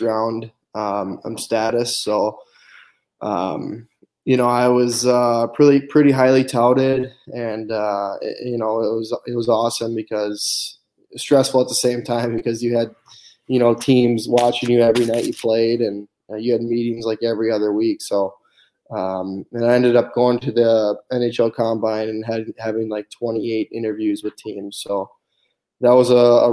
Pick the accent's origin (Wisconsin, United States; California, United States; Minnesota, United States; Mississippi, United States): Minnesota, United States; Blaine; I grew up in Blaine, Minnesota. It's about 20 minutes north of Minneapolis